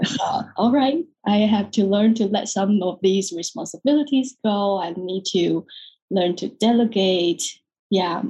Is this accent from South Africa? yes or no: no; Taiwan; moved away as an adult; also born or lived in London, United Kingdom; now in San Francisco, United States; I'm born and raised in Taiwan, even though I live in the US in San Francisco, but I'm 100% Taiwanese